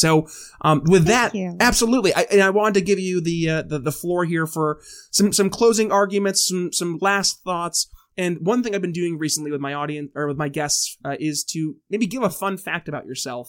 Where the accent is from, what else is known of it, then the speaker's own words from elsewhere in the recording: upstate New York, United States; I am from New York, but I did not do Common Core. Thank God. Because if I did, I'm pretty sure I wouldn't be able to tie my shoes. Way upstate New York. Like as far north as you can go without being in Canada.